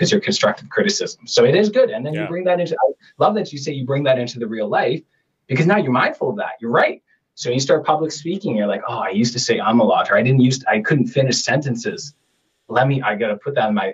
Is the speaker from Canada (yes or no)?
yes; Canada